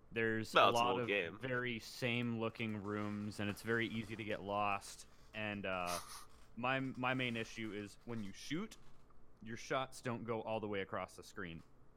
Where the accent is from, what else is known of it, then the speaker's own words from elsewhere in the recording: Canada; In Canada, we call football the same thing you guys.